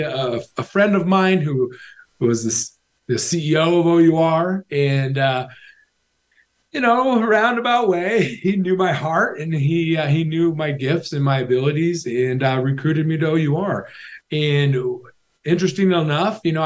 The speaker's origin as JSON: {"language": "English", "region": "Washington", "country": "United States", "tie": "born or raised there", "said": "I grew up in a farming household, honestly, in a small town in Washington State"}